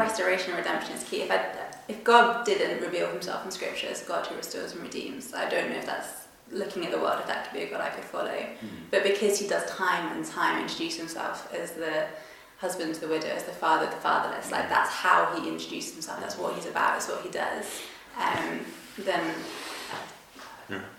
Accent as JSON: {"language": "English", "town": "Reigate", "region": "South East England", "country": "United Kingdom", "moved": "as an adult", "lives_now": "Leeds, United Kingdom", "said": "originally I'm from Reigate, Surrey."}